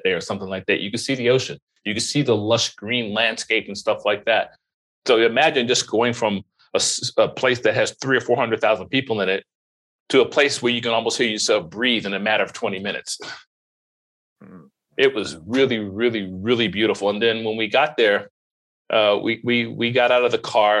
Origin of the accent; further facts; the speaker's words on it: Florida, United States; I grew up in Florida.